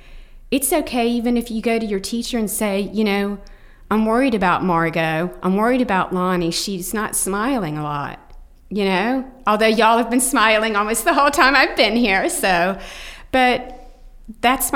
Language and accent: English; Tallahassee, Florida, United States; And Tallahassee, Florida, my hometown, is very much a part of the story, because I'm from Tallahassee.